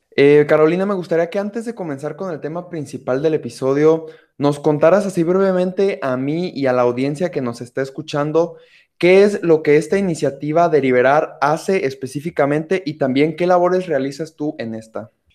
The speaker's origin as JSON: {"language": "Spanish", "country": "Mexico", "said": "mi perspectiva como mexicano"}